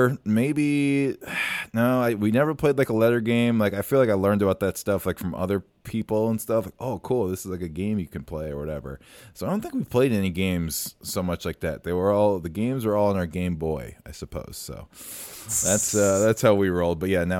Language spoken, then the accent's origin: English; West Des Moines, Iowa, United States; moved away; That was when I was living in West Des Moines, Iowa. I remember a lot of my teachers once I moved to Minnesota in fourth grade.